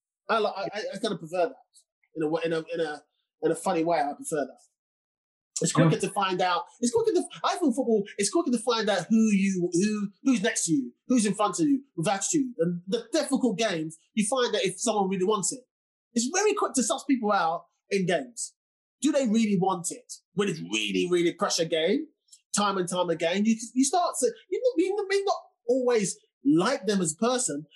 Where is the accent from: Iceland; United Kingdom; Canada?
United Kingdom; England; I'm from England